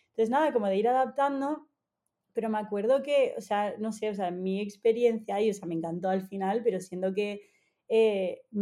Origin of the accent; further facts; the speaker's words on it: Argentina; also born or lived in Egypt / Canada; desde pequeña eh, me he estado mudando por el trabajo de mis padres, o sea, yo nací en Egipto, me crié, o sea, 10 años en Argentina, después estuve en Canadá